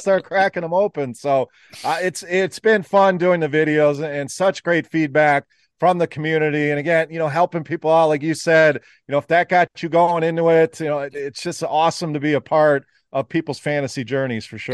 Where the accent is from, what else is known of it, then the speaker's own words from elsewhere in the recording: Wisconsin, United States; now in Michigan, United States; I, I actually live in the Michigan area, born and raised in Wisconsin, so still a cheesehead